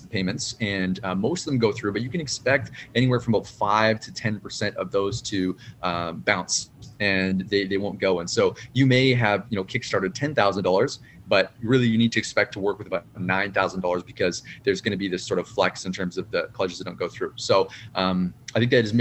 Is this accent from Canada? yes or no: yes; Canada; a Canadian author working with a Canadian press